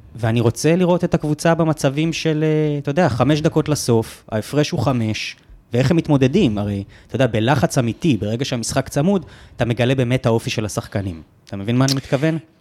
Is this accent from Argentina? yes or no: no; United States; now in Israel; אני אמריקאי